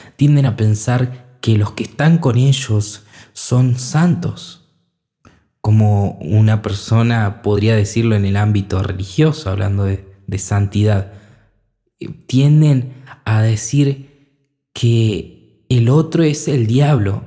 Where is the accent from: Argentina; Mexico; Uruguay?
Argentina; en mi país, por ejemplo, hablando desde cerca, Argentina